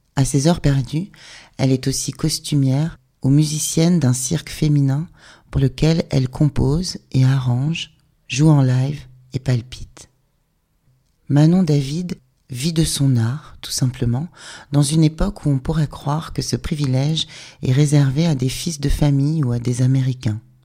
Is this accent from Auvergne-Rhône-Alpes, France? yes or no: no; Rennes, Brittany, France; on est de Rennes